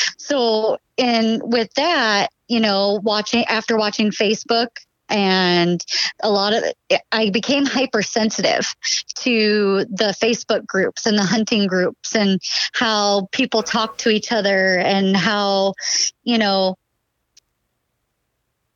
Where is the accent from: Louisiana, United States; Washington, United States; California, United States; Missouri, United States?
Washington, United States; now in Oregon, United States; originally I grew up in Washington where you could buy your license and your tag at any point during the season